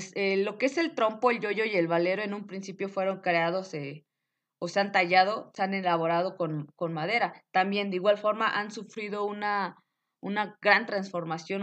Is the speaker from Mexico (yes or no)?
yes; Mexico; debemos de sentirnos orgullosos como mexicanos